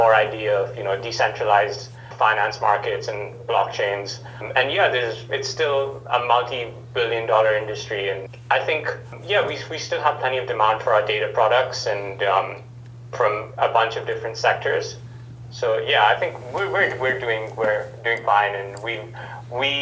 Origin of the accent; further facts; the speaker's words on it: Dubai, United Arab Emirates; moved away as an adult; now in Auckland, New Zealand; I'm originally from Dubai, so I grew up in Dubai in the Middle East.